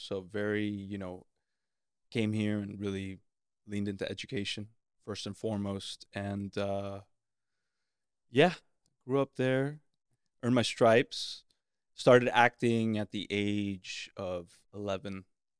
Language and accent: English; Miami, Florida, United States; Miami, La Florida.